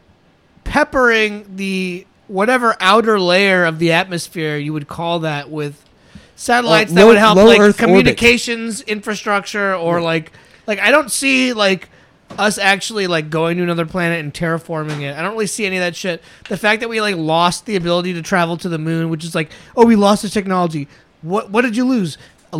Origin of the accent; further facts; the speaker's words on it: Virginia, United States; I'm a guy... I grew up in Virginia.